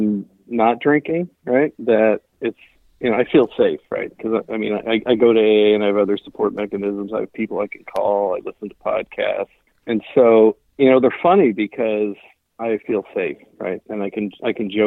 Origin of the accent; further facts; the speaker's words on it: Pennsylvania, United States; now in Seattle, United States; I'm originally from Pennsylvania, really super small town of about 200 people.